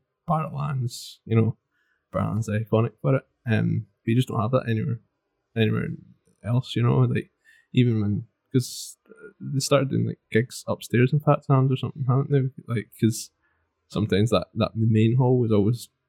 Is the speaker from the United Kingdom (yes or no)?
yes; Glasgow, Inverness, Scotland, United Kingdom; also born or lived in Stirling; I was born in Glasgow and then lived there 8 years and then Inverness for 8 years